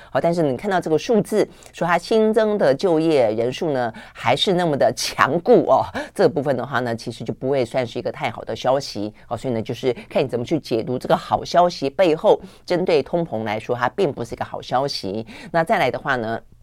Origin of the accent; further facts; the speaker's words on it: Taiwan; 我们台湾人